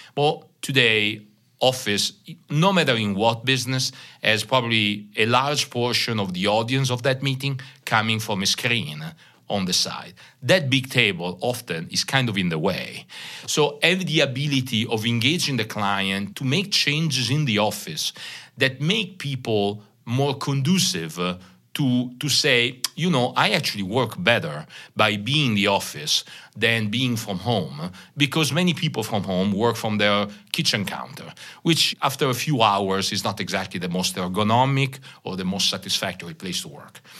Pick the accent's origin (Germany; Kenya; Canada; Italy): Italy; accent: Italian; English is a second language; moved away as an adult; also born or lived in Paris, France; now in Holland, United States; my very small Italian accent, uh, because I'm from Italy. I'm born and raised there, lived, uh, thirty-five years in Italy